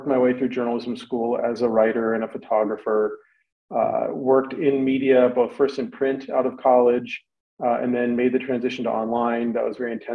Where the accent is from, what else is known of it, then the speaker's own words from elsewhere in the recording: Los Angeles, California, United States; I grew up in Los Angeles, which is a very media heavy town